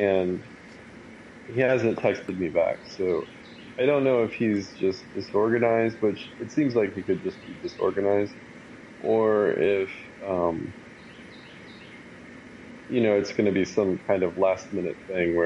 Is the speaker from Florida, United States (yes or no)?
yes; Florida, United States; I grew up in Florida